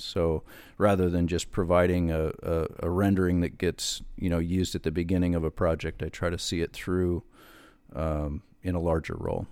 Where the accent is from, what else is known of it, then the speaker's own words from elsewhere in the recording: Wyoming, United States; I'm from Wyoming